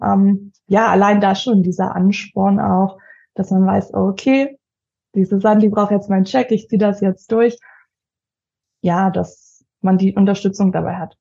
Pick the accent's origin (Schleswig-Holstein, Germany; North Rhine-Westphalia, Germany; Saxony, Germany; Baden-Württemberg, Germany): Saxony, Germany; Leipzig; Ich komme aus Leipzig